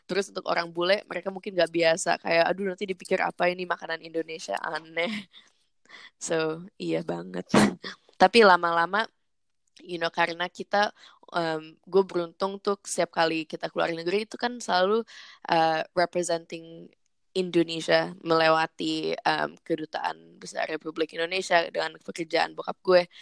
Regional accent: New York, United States; born there; also born or lived in Jakarta / Canberra; baru gue dan adik gue yang dua lahir di New York juga dan setelah di New York um, kita empat tahun di sana kita balik ke Jakarta pulang ke Jakarta empat, empat tahun habis itu pindah ke Canberra di Australia.

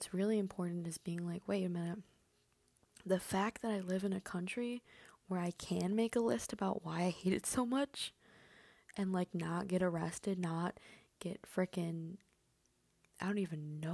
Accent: Michigan, United States; first language Spanish; English is a second language; also born or lived in Mexico; I was born and raised in Michigan

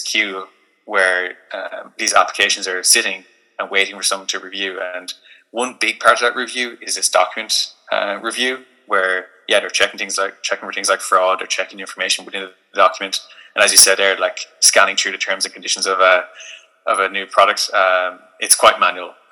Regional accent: Limerick, Munster, Ireland; moved away; also born or lived in Dublin; I'm originally from Limerick

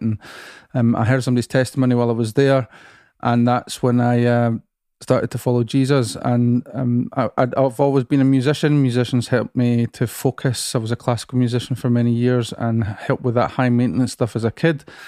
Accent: Musselburgh, Scotland, United Kingdom; I grew up in another seaside town about twenty miles from here called Musselburgh

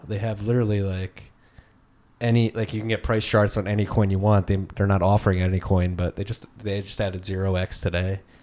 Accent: Philadelphia, Pennsylvania, United States; also born or lived in Chicago; growing up in Philly, probably one of the most liberal cities in the world

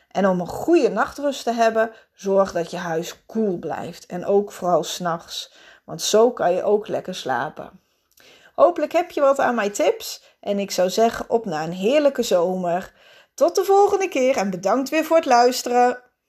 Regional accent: Netherlands; als Nederlanders

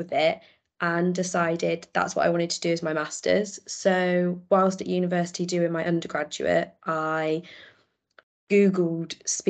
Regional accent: Worcestershire, West Midlands, United Kingdom; also born or lived in Sheffield; I came home because I'm from Worcestershire

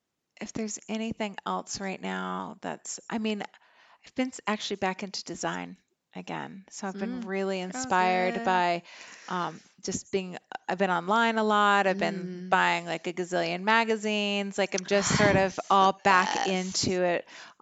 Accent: Germany; I mean, I grew up in Germany. It's old.

